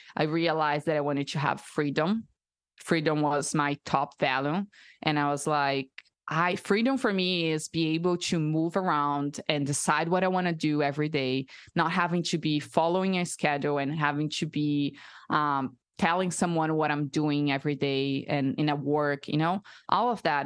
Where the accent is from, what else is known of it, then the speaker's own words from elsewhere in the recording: Brazil; English is a second language; moved away as an adult; also born or lived in United States; now in Austin, United States; I'm from Brazil, so I'm born and raised there my whole life, and I just moved to the U S two years and a half ago